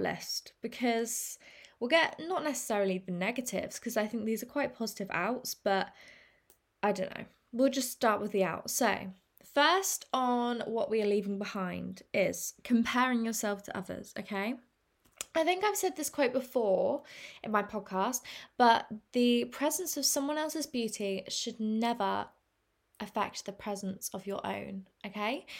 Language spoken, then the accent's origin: English; England, United Kingdom; I'm English and we say, in England